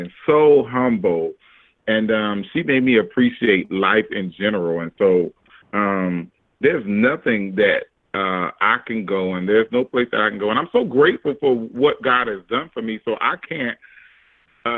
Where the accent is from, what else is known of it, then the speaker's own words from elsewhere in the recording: Orangeburg, South Carolina, United States; now in Charleston, United States; I live in Charleston, South Carolina, by way of Orangeburg, South Carolina, but South Carolina